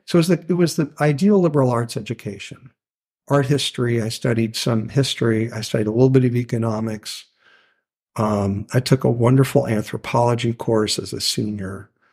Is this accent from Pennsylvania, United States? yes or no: no; Louisville, Kentucky, United States; also born or lived in Ann Arbor, Michigan; now in Maine, United States; I'm from Louisville, Kentucky, originally. My grandparents had four ponds on their farm outside Louisville